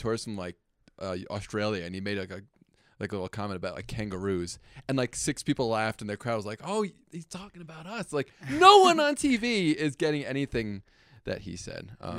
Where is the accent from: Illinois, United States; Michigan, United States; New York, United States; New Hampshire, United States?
New York, United States; New York City; moved away as an adult; also born or lived in New Jersey / Norway (ancestry); now in Steamboat Springs, United States; I've been in Steamboat for about 5 years. I grew up in Brooklyn, New York. And my mom was off the boat from Norway, and my dad's parents were off the boat from Norway.